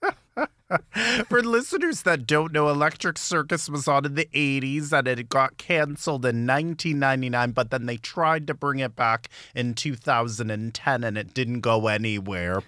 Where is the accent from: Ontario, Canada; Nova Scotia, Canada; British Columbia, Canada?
Ontario, Canada; Toronto; I'm from Scarborough, too